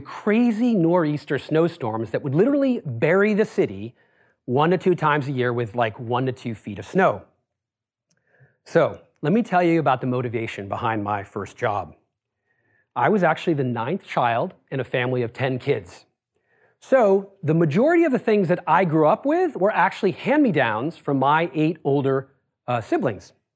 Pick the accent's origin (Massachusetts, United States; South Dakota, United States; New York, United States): Massachusetts, United States; Worcester; I grew up in Worcester, Massachusetts.